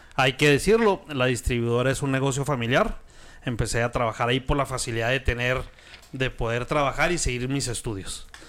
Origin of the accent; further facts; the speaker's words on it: Chihuahua, Mexico; Soy de Chihuahua